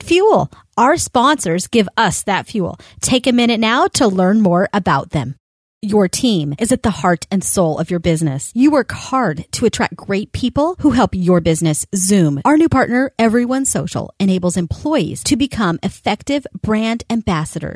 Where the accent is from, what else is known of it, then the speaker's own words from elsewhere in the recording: Colorado, United States; moved away as an adult; now in Florida, United States; I grew up in Colorado. I moved to Florida about 8 years ago